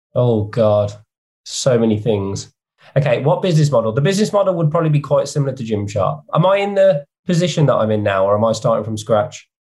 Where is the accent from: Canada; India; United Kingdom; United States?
United Kingdom; West Midlands; I grew up in the in the West Midlands where I still live now